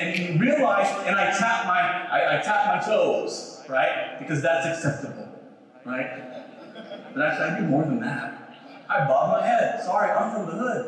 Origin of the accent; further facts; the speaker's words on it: Philippines; I'm Filipino